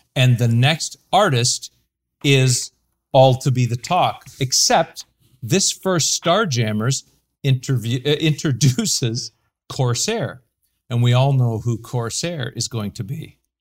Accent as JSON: {"language": "English", "country": "Canada"}